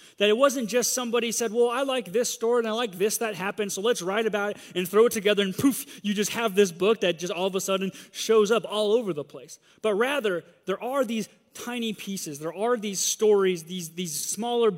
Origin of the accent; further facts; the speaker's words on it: Southern California, United States; I grew up in Southern California